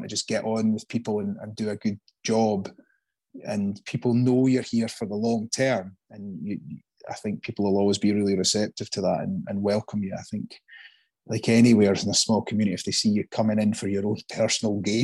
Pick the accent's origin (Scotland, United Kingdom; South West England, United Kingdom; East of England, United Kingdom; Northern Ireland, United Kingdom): Scotland, United Kingdom; Dunkeld; moved away as an adult; now in Islay, United Kingdom; I grew up in Dunkeld, which I don't know, was probably 1,500 folk or 2,000 people